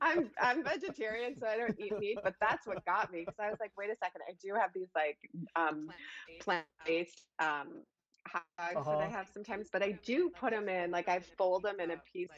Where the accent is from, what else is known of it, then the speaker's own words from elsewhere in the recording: Chicago, Illinois, United States; now in Los Angeles, United States; I'm from Chicago